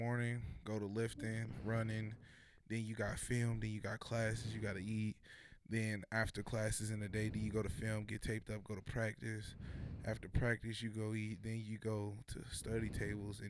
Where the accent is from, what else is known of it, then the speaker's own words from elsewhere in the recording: Kirkwood, Missouri, United States; my hometown, Kirkwood